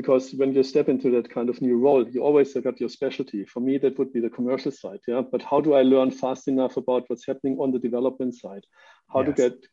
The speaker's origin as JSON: {"language": "English", "country": "Germany", "moved": "as an adult", "said": "I'm living right now for the second time outside of Germany, which is my home country."}